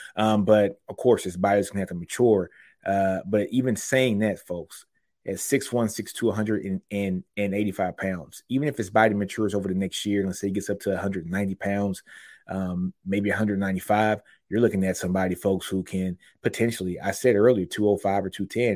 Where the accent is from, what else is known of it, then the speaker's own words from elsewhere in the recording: Shreveport, Louisiana, United States; Shreveport, Louisiana is my hometown